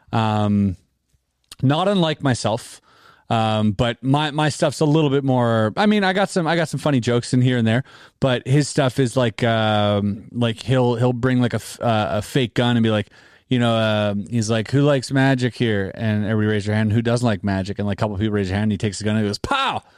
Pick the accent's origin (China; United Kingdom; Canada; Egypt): Canada; we're Canadian